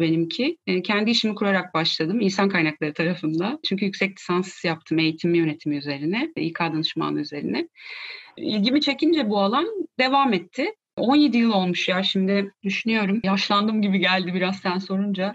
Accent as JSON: {"language": "Turkish", "region": "Ankara", "country": "Turkey", "tie": "born or raised there", "said": "82 Ankara doğumluyum"}